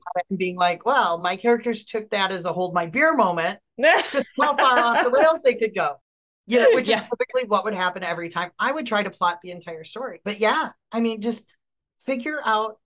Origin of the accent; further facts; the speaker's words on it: Wisconsin, United States; I'm from Wisconsin. And as I said in this video, I'm a fat kid from Wisconsin